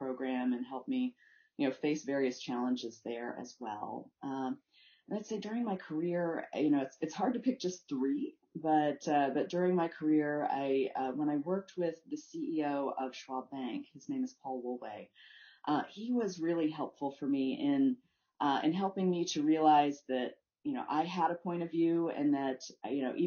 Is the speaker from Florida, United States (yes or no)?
yes; Florida, United States; I grew up in Florida